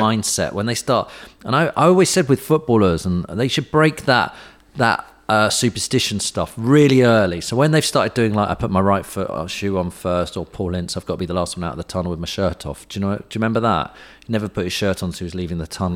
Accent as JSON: {"language": "English", "country": "United Kingdom", "said": "we're British"}